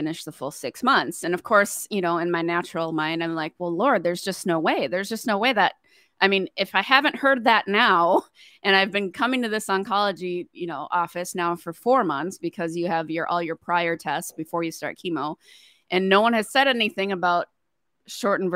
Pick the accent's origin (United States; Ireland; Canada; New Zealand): United States; Blaine, Minnesota; We're both from Blaine. We went to Blaine High School